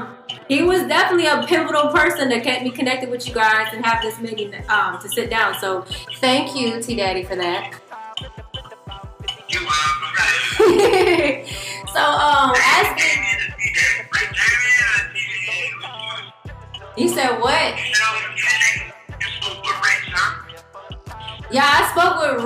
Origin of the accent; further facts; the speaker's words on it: the Carolinas, United States; accent: Carolina twang; I'm from the Carolinas, so we got that Carolina twang up here